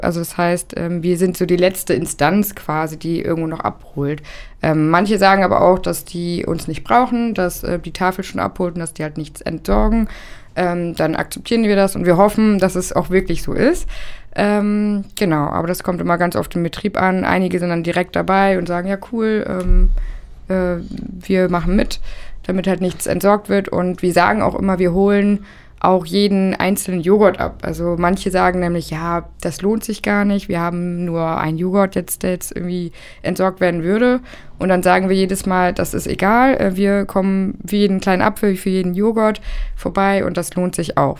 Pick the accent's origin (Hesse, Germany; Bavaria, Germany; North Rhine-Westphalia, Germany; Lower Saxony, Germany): Lower Saxony, Germany; Oldenburg; moved away as an adult; now in Hildesheim, Germany; in Oldenburg, in meiner Heimatstadt damals noch